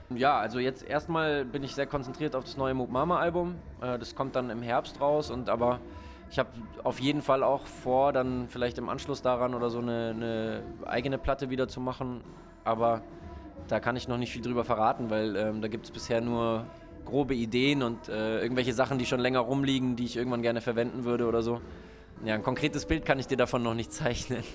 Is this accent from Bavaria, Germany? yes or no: yes; Munich, Bavaria, Germany; moved away as an adult; now in Hamburg, Germany; München ist immer noch so meine Heimatstadt